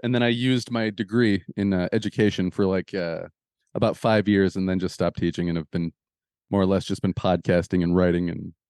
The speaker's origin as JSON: {"language": "English", "region": "Michigan", "country": "United States", "said": "Well, and to point out to people that aren't from Michigan like you and I are"}